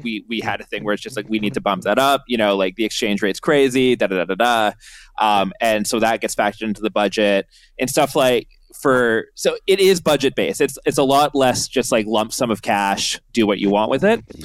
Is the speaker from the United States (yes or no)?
no; Canada